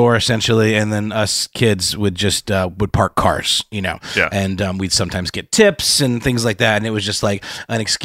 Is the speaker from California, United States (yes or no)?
no; Augusta, Georgia, United States; I worked at Jay's Music, which was a music store in my hometown of Augusta